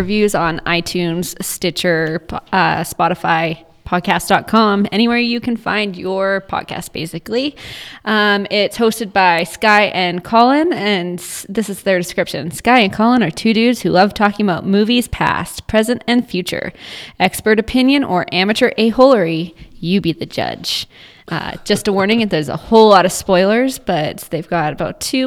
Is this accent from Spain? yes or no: no; Canada; we're Canadian.